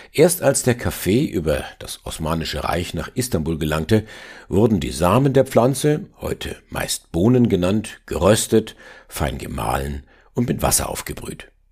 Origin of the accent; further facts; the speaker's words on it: Upper Franconia, Bavaria, Germany; als Oberfranke kenne ich mich mit Bier von Haus aus gut aus. Schließlich haben wir hier die größte Brauereiendichte weltweit